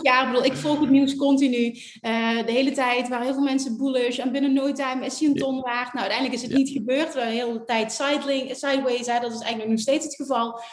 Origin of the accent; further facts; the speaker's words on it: Netherlands; als Nederlander